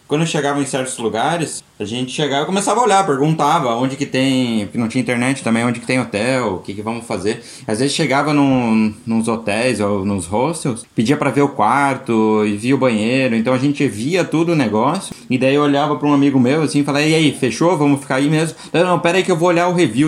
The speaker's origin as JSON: {"language": "Portuguese", "country": "Brazil", "said": "Eu sou brasileiro inteira"}